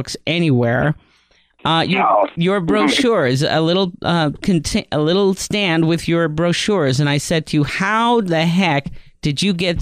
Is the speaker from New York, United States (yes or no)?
yes; New York, United States; I grew up in New York.